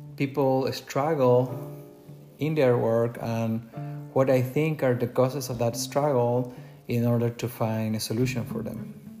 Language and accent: English; Chile; English is a second language; moved away as an adult; now in United States; originally, I'm not from the US, I'm from Chile, South America. You can tell by my accent.